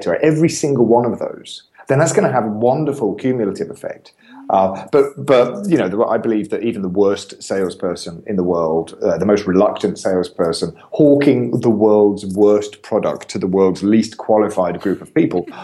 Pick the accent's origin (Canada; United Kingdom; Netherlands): United Kingdom; England; I'm an Englishman